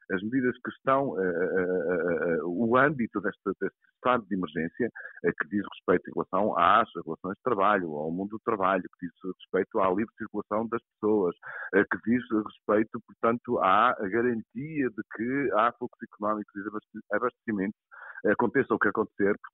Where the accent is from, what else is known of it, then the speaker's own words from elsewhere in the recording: Portugal; nós, como portugueses